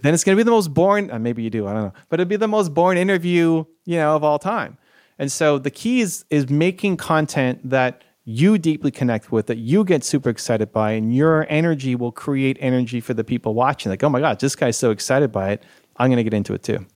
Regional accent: Canada; I'm Canadian

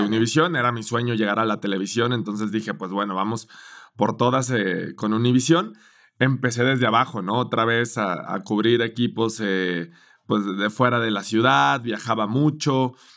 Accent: Guadalajara, Jalisco, Mexico; moved away as an adult; now in Mexico City, Mexico; soy de Guadalajara

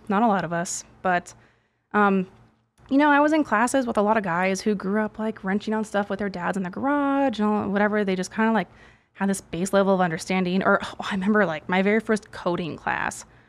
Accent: Milwaukee, Wisconsin, United States; I'm from Milwaukee originally.

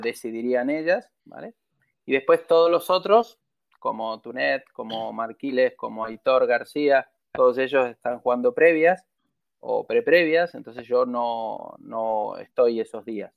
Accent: Argentina; Son 30 años y soy argentino

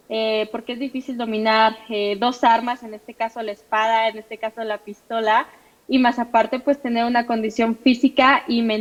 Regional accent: Mexico; soy pentatleta mexicana.

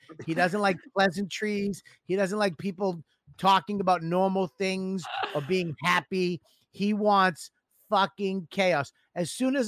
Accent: Boston, Massachusetts, United States; accent: Boston; I have a Boston accent

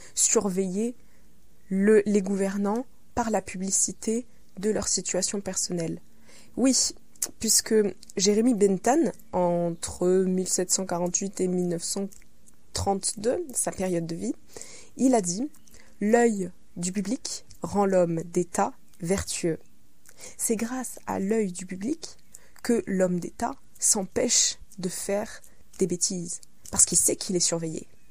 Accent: France; Chez nous, en France

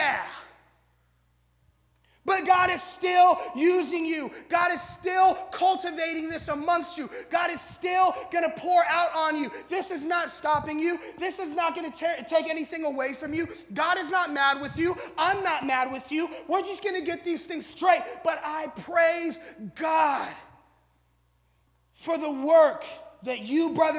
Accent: Colorado, United States; I'm from Colorado, so I got cousins who know something about growing things

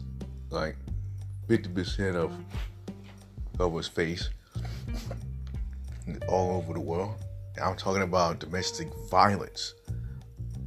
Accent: South Carolina, United States; my home state in South Carolina

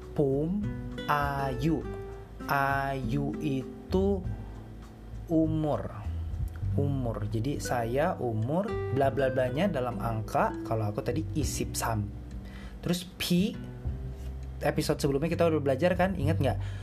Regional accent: Indonesia; gua kan Indonesia

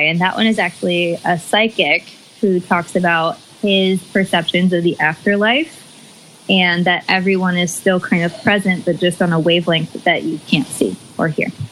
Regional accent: Bay Area, California, United States; also born or lived in Chico, California; now in San Diego, United States; I am originally from the Bay Area, then Chico, and currently living in San Diego, California

